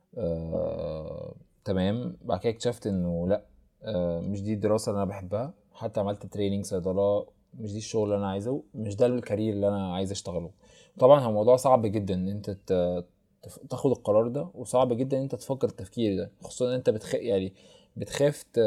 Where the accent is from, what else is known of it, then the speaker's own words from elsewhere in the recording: Egypt; عندنا في مصر